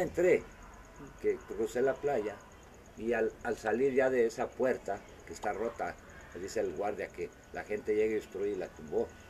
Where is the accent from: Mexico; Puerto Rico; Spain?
Mexico; where are you from? Digo, Totitlán.